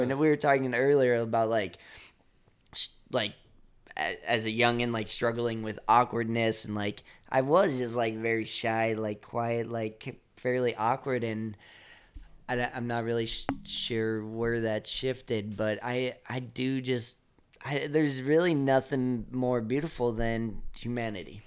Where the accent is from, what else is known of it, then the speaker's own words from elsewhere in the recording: Chicago, Illinois, United States; growing up in Chicago